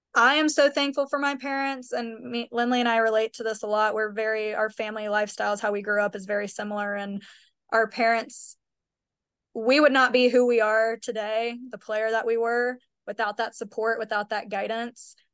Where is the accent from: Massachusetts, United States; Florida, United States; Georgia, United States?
Georgia, United States; Kennesaw, Woodstock, Atlanta area; we are both from the Kennesaw, Woodstock, Atlanta area.